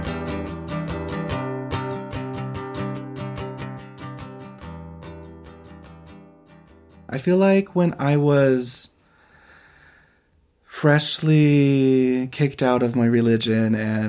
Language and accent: English; Moab, Utah, United States; growing up in Moab, even though it is a diverse community